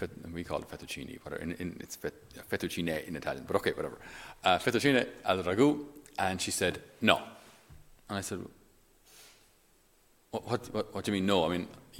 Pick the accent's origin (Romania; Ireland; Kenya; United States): Ireland; I'm Irish